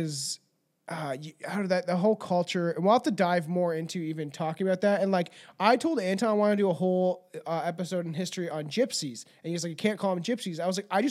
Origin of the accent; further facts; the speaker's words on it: Canada; I'm an English-speaking Canadian